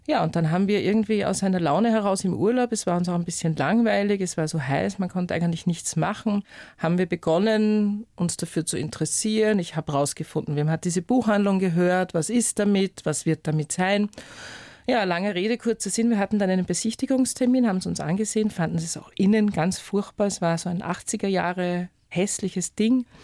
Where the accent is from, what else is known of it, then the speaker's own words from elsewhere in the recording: Upper Austria, Austria; Ja, also ich bin halt in Oberösterreich aufgewachsen, mehr oder weniger am Land und für mich war immer klar, studieren, egal was, Hauptsache Wien.